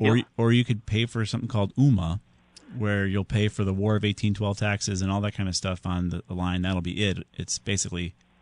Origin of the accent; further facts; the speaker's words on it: Southington, Connecticut, United States; Southington, my hometown.